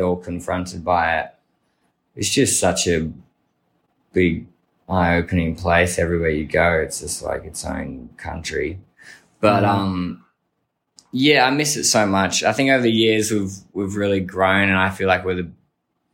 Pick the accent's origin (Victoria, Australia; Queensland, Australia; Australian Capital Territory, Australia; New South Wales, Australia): Victoria, Australia; Melbourne; we've grown up here in Melbourne